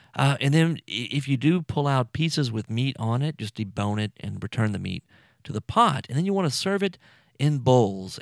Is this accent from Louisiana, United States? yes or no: yes; South Louisiana, United States; I'm from here. I'm from Louisiana, South Louisiana